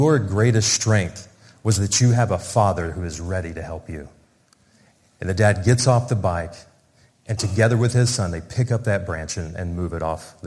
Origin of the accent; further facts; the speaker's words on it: Oklahoma, United States; moved away as an adult; also born or lived in Russia / Moscow, Russia; now in Cardiff, United Kingdom; We grew up in the same village in Oklahoma